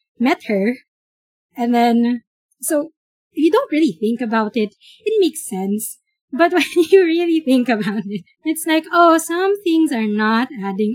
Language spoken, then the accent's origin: English; Philippines; growing up in the Philippines